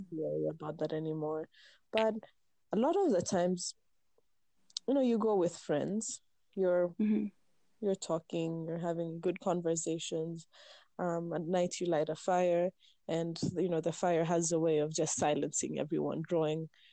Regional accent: Meru, Meru County, Kenya; growing up in Meru, growing up in the hills of Meru

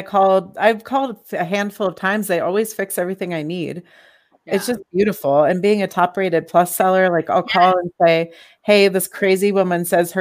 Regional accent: California, United States; moved away; I'm from California. I wore sandals year round out there.

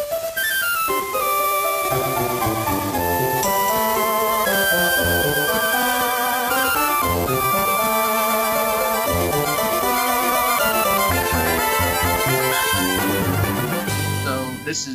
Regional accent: Ireland; we're free white guys from Ireland

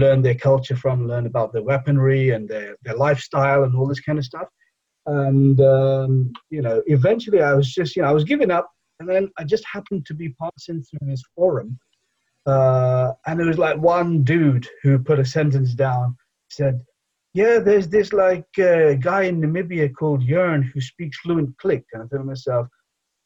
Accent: England, United Kingdom; first language Bengali; now in Edinburgh, United Kingdom; I was born in England, so obviously I speak English, but my mother tongue is otherwise Bengali.

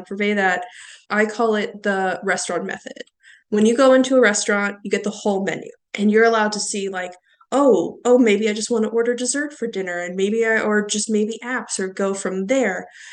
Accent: Pittsburgh, Pennsylvania, United States; I am from Pittsburgh.

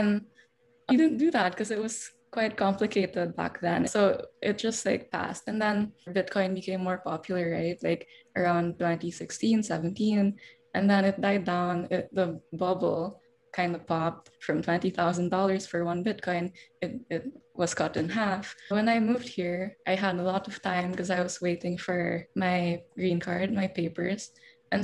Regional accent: Davao City, Davao Region, Philippines; moved away as an adult; also born or lived in Manila; I'm from Davao

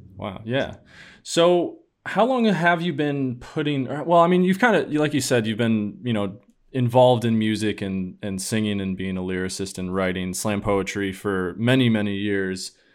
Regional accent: upstate New York, United States; now in Boston, United States; I know I told you that I live in Boston, but I'm from New York as well. Not the city

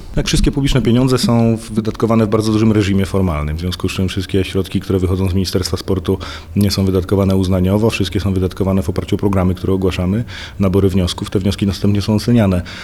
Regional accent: Poland; ja sam urodziłem się i wychowałem, ciągle mieszkam na pograniczu polsko-czeskim

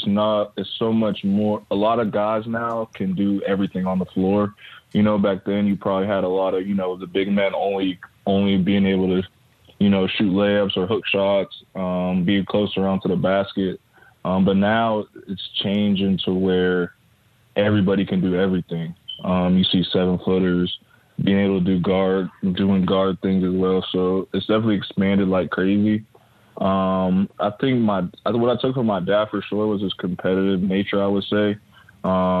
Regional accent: Edinboro, Pennsylvania, United States; moved away as an adult; also born or lived in Erie, Pennsylvania; now in Bloomsburg, United States; I grew up in Edinboro. I was born in Erie, grew up in Edinboro

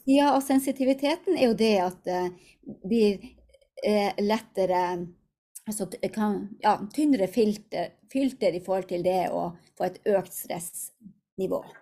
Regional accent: Hammerfest, Finnmark, Norway; moved away; also born or lived in Tromsø; hjemme i Hammerfest, bodde i Tromsø

